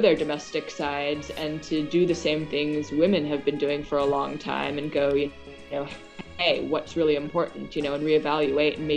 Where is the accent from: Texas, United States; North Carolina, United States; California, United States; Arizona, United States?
North Carolina, United States; Chapel Hill; also born or lived in Sydney, Australia / Massachusetts / New Mexico; I'm from North Carolina, so I had come back down to my hometown of Chapel Hill